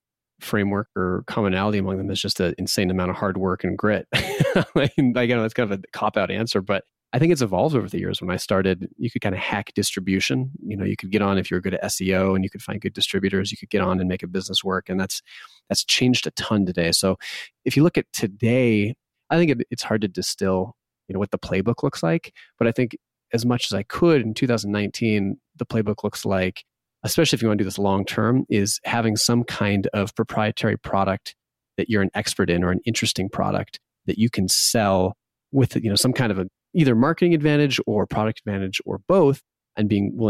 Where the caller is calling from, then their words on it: Bozeman, Montana, United States; I'm calling from Bozeman, Montana.